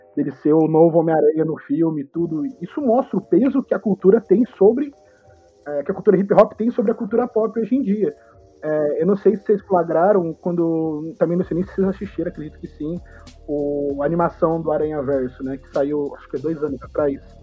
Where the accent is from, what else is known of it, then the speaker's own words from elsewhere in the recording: São José dos Campos, São Paulo, Brazil; eu sou de São José dos Campos